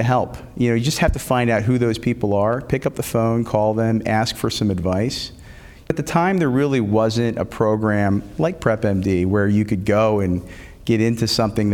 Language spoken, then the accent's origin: English; Philadelphia, Pennsylvania, United States; I grew up in the Philadelphia area